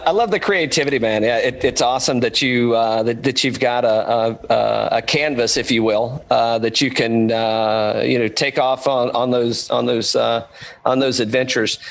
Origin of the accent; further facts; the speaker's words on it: Bulls Gap, Tennessee, United States; moved away; I grew up in East Tennessee originally